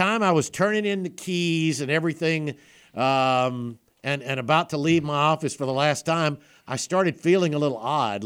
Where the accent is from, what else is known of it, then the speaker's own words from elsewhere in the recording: South Alabama, United States; I grew up in South Alabama